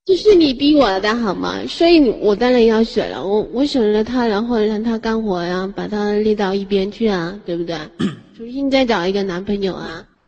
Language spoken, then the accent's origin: Chinese; Fujian, China; 我是福建的